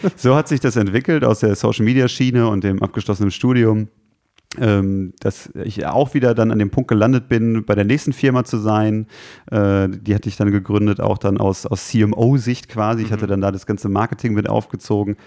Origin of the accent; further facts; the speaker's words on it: Gelsenkirchen, North Rhine-Westphalia, Germany; geboren und aus, aufgewachsen in Gelsenkirchen